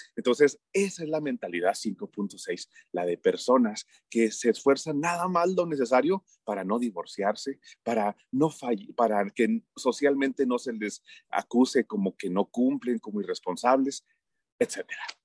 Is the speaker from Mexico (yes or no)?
yes; Mexico; en mi país todo mundo cree que como México no hay dos